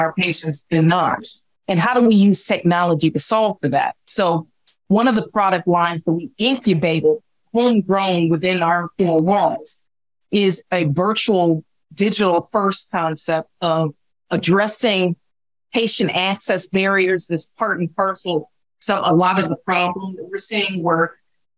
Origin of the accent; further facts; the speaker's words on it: Chicago, Illinois, United States; I'm born and raised in Chicago.